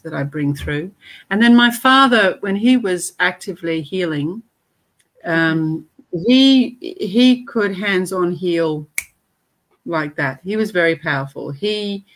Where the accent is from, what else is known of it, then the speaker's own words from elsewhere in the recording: Te Aroha, Waikato, New Zealand; also born or lived in Africa; I was born in Africa and spent the first 8 years there, and then my parents immigrated to New Zealand, and they actually settled in a town in the middle